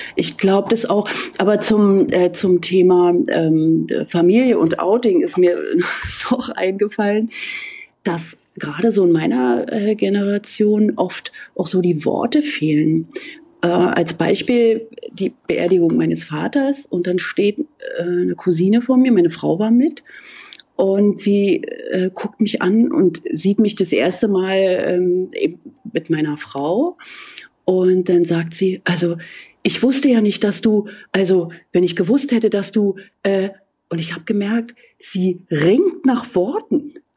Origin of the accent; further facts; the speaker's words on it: GDR, on the outskirts of Berlin, Brandenburg, Germany; ich bin in der DDR aufgewachsen